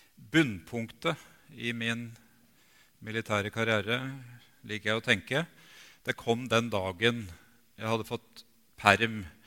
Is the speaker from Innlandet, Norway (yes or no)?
no; Bjerkvik, Nordland, Norway; moved away; jeg hadde fire år av barndommen i Bjerkvik